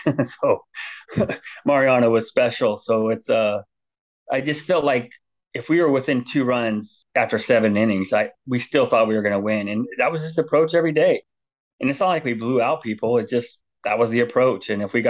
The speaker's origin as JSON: {"language": "English", "region": "West Coast", "country": "United States", "said": "I know that for a fact because I'm from the West Coast."}